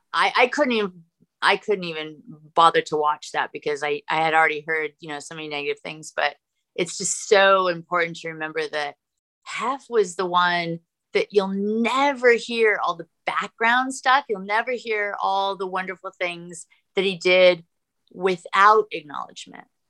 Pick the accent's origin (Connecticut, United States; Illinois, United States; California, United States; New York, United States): California, United States; moved away as an adult; also born or lived in Los Angeles, California; now in Austin, United States; I grew up skiing in Tahoe